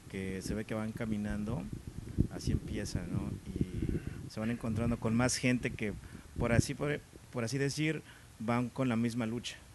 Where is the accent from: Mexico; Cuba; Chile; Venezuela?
Mexico; en el caso como mexicano, cruzar la frontera